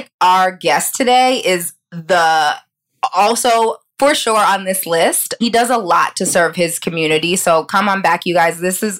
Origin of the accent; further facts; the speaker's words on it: Pittsburgh, Pennsylvania, United States; so I'm from Pittsburgh, so I kind of understand, yes, you know, a little bit of this small town situation.